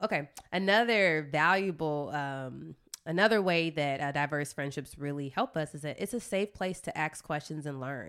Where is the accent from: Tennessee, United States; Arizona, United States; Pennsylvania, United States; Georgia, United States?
Georgia, United States; East Point; I'm from East Point